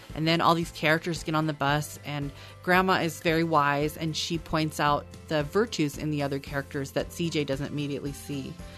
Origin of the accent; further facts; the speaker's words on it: Oregon, United States; also born or lived in Portland, Oregon; I was born in Oregon